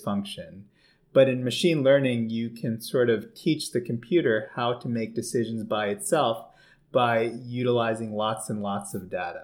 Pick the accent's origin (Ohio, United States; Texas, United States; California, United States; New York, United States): New York, United States; a little outside New York City, United States; moved away as an adult; also born or lived in Toronto, Canada; now in Baltimore, United States; I grew up in New York, a little bit outside of New York City